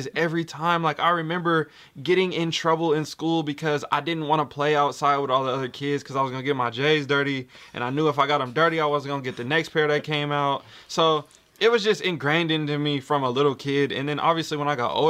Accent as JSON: {"language": "English", "town": "Portland", "region": "Oregon", "country": "United States", "said": "I'm from Portland, Oregon"}